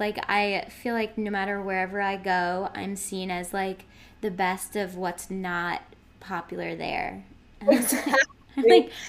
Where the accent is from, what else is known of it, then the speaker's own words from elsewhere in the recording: Boston, Massachusetts, United States; moved away; also born or lived in London; I'm from Boston, so not too far away